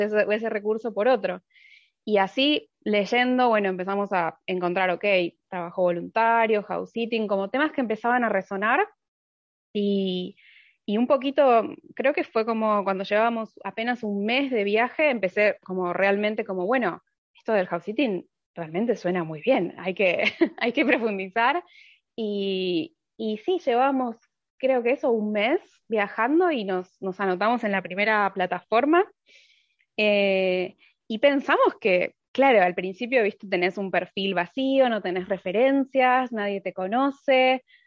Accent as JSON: {"language": "Spanish", "country": "Argentina", "also_born_or_lived": "Buenos Aires", "moved": "as an adult", "lives_now": "Finland", "said": "hace tres años que, que me fui de Argentina"}